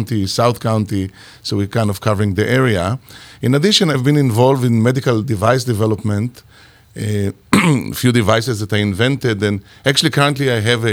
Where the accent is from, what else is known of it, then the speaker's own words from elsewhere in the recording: Israel; moved away; I'm originally from Israel